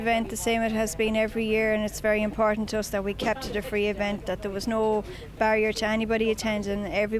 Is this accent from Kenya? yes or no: no; Sligo, Connacht, Ireland; I'm from Sligo